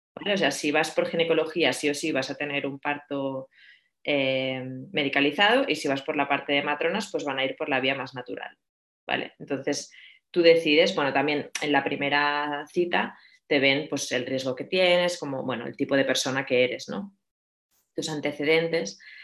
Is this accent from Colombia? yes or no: no; Barcelona, Catalonia, Spain; moved away as an adult; also born or lived in Madrid / San Sebastián; now in Atlanta, United States; soy de Barcelona